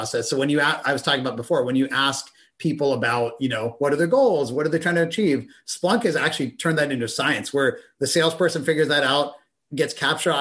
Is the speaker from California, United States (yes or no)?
no; Pittsburgh, Pennsylvania, United States; I grew up in Pittsburgh, Pennsylvania